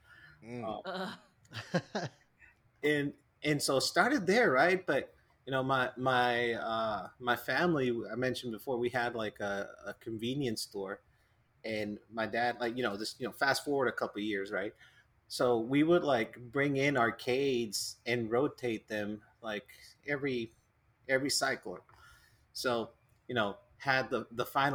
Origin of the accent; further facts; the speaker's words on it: Mexico; growing up in Mexico